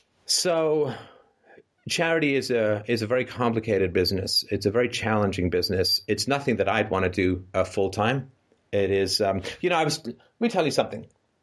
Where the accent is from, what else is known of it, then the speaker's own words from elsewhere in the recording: England, United Kingdom; also born or lived in Canada; I grew up poor in England. I grew up poor in Canada. I mean, we moved so many times.